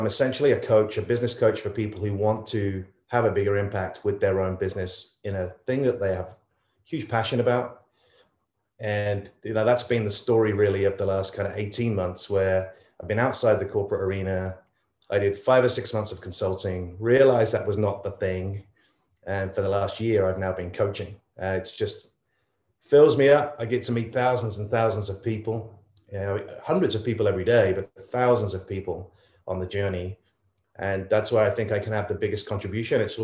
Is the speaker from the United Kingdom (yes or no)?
yes; England, United Kingdom; moved away as an adult; now in United States; I grew up in England